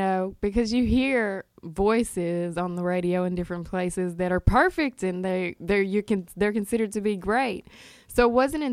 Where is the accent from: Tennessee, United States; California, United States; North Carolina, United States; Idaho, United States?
Tennessee, United States; Jackson; moved away as an adult; also born or lived in Memphis, Tennessee; now in Brooklyn, New York, United States; I was born in Jackson, Tennessee